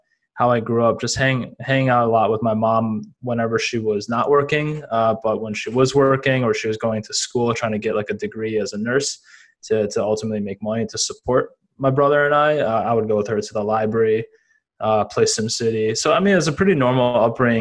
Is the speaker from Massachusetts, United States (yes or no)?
no; Madison, Wisconsin, United States; I grew up in Wisconsin. I was born in Madison, Wisconsin